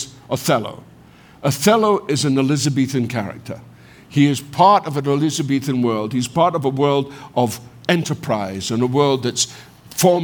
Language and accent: English; Scotland, United Kingdom; moved away as an adult; I'm a Scot